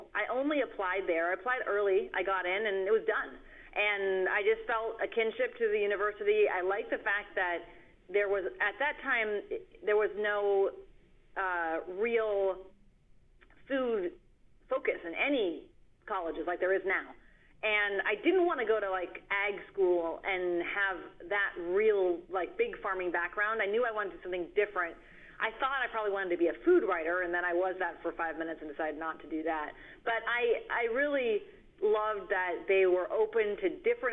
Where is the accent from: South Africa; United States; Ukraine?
United States; Eugene, Oregon; also born or lived in Germany / Palo Alto, California; I grew up in Eugene, Oregon, and then Palo Alto